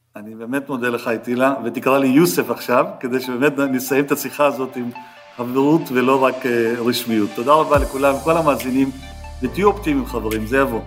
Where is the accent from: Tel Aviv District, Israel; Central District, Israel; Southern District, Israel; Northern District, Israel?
Tel Aviv District, Israel; Jaffa; אני נולדתי ביפו, והשכנים שלנו היהודים בחדר, מה שנקרא, עם אותם שירותים ואותה חצר